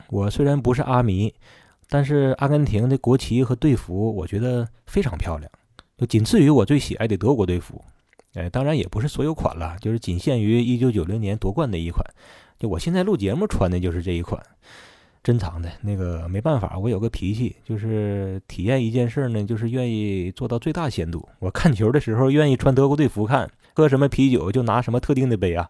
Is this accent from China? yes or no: yes; Northeast China, China; 咱东北人